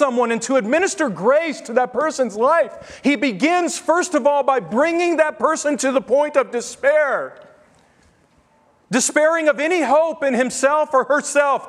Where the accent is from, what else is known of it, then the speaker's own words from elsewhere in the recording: Tennessee, United States; moved away; The spiritual diet in Texas is a lot like what I grew up under in Tennessee